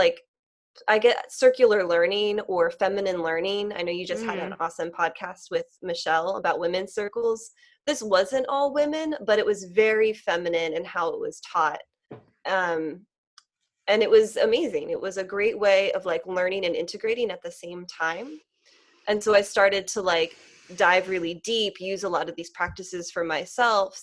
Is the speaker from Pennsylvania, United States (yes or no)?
yes; Lancaster, Pennsylvania, United States; moved away as an adult; now in Philadelphia, United States; I grew up like near Lancaster in like the country, and it was a lovely upbringing